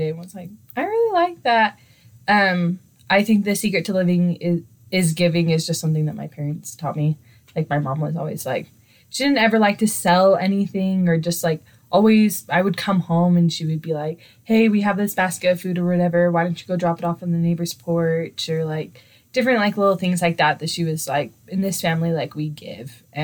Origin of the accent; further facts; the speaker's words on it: Clinton, Utah, United States; I am from Clinton, Utah.